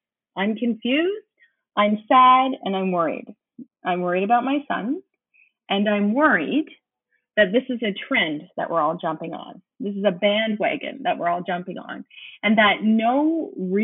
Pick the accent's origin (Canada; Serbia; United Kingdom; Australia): Canada; also born or lived in Windsor, Ontario; I am a Canadian and I live very close to America. So I live on the border of America, right in Canada, in a town called Windsor